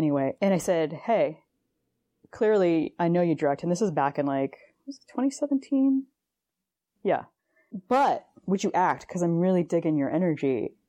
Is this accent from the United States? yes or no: yes; Boston, Massachusetts, United States; So growing up in the Boston area